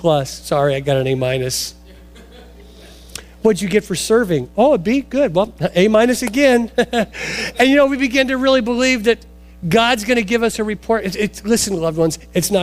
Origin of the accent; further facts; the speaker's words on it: Portland, Oregon, United States; I grew up in Oregon, suburbs of Portland.